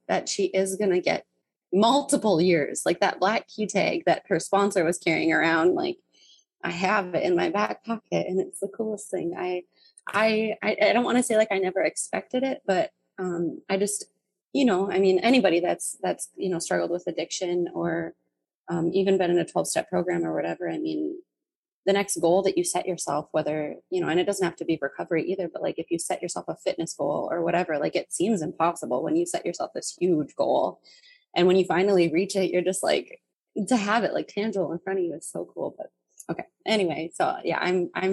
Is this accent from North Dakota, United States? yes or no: yes; North Dakota, United States; So I grew up in rural North Dakota, and it's a super, super small town